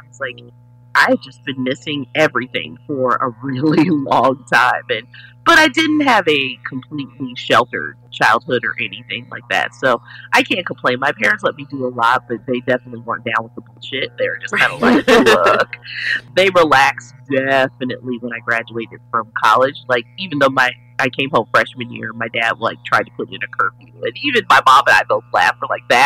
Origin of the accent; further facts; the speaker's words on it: Kansas City, Missouri, United States; moved away as an adult; I grew up in the Midwest in Kansas City, Missouri, born, stayed there till I was 17 or 18